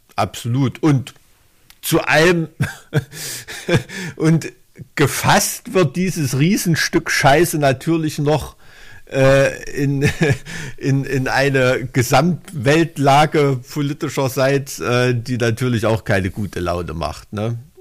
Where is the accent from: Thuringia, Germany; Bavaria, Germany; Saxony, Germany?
Thuringia, Germany; als Thüringer